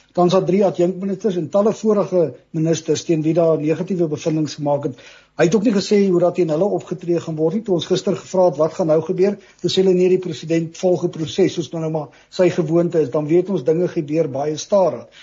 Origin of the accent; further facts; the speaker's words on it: South Africa; ons as Suid-Afrikaners het maar nog altyd baie moed